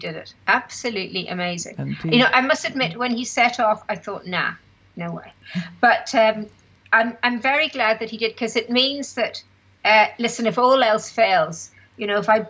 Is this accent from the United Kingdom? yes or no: yes; Belfast, Northern Ireland, United Kingdom; I was from Belfast